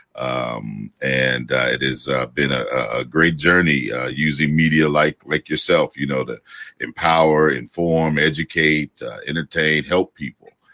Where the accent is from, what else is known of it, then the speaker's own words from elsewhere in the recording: Gary, Indiana, United States; I'm from Gary, Indiana